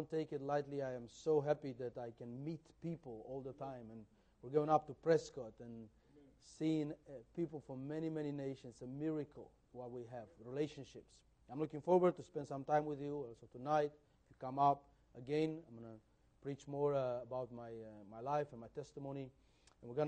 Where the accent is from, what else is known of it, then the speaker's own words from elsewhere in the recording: Brasov, Brașov County, Romania; We were teenagers growing up in Brasov church.